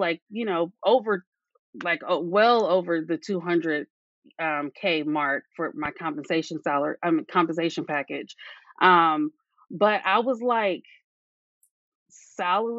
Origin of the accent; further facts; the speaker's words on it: California, United States; I am from California.